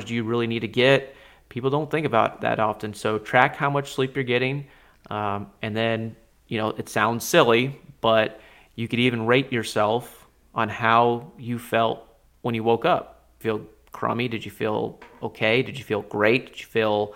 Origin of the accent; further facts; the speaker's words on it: Alaska, United States; I grew up in Alaska